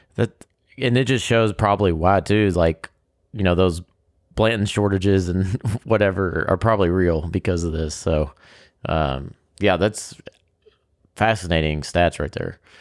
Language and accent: English; Kentucky, United States; we are from Kentucky